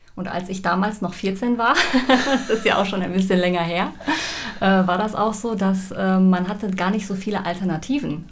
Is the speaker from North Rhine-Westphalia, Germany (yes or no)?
yes; Sauerland, North Rhine-Westphalia, Germany; ich komme aus dem Sauerland